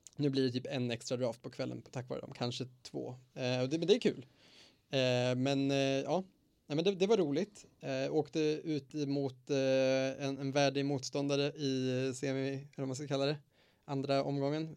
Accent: Eskilstuna, Södermanland, Sweden; moved away; hemma i Eskilstuna

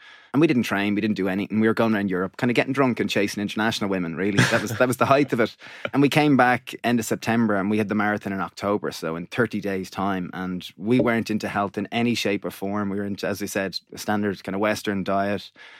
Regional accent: Greystones, County Wicklow, Ireland; We grew up in Greystones, which is a small town, about 20,000 people south of Dublin. We're twin brothers.

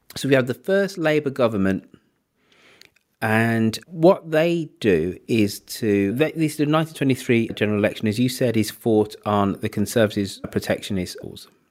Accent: United Kingdom; being British

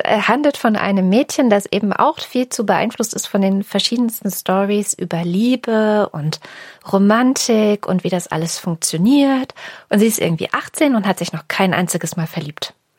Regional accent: East Germany, Germany; meiner DDR-Geschichte

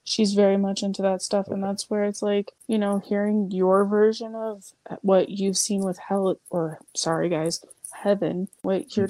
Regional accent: United States; I'm American, so I don't know Dutch

